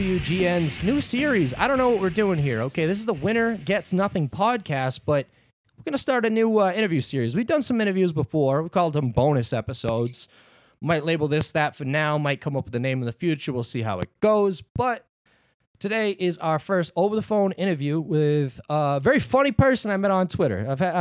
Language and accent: English; Boston, Massachusetts, United States